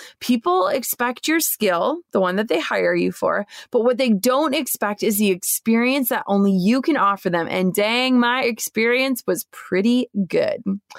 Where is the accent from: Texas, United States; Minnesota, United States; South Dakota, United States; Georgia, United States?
Minnesota, United States; I was over 6 hours away from my hometown in Minnesota.